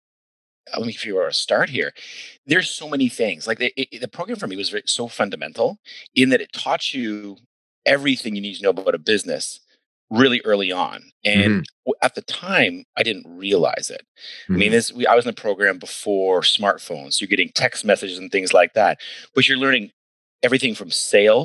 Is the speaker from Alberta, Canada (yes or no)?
no; Ayr, Ontario, Canada; moved away as an adult; also born or lived in Vancouver / United States; I grew up in Ayr, Ontario.